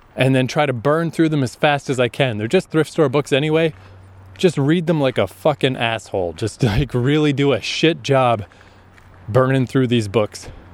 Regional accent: Canada; also born or lived in Japan / Toronto; I've come back to Canada

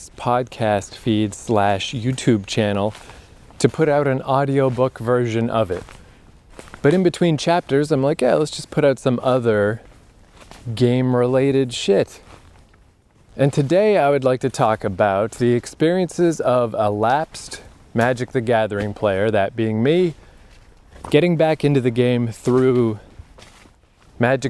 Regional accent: Eastern Canada, Canada; I was living in Eastern Canada.

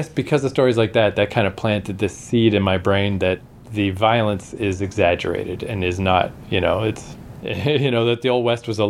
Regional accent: Canada; we're not American, we're Canadian

